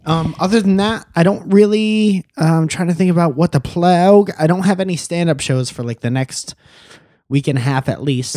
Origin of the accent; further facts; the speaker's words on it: Connecticut, United States; now in California, United States; we're from Connecticut